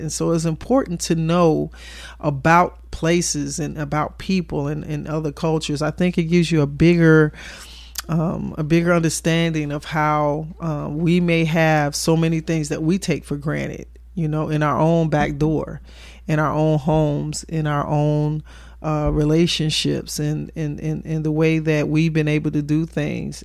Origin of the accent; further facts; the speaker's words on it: Chicago, Illinois, United States; moved away; also born or lived in the South (US); I was born and raised in Chicago.